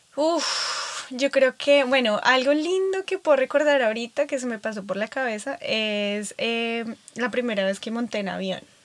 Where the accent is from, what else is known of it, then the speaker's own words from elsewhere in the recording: Bogotá, Colombia; now in California, United States; soy de Bogotá, Colombia, donde Estamos a 2.600 metros más cerca de las estrellas